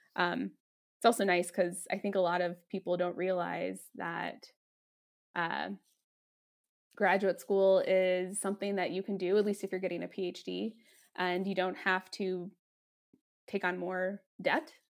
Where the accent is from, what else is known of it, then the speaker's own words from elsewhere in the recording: Denver, Colorado, United States; also born or lived in Washington, D.C.; I'm from Denver from Colorado